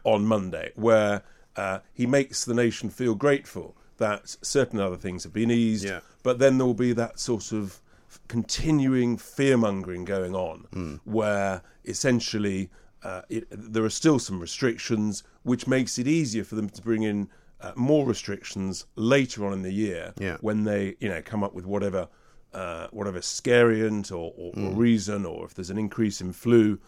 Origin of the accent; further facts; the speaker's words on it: England, United Kingdom; I'm English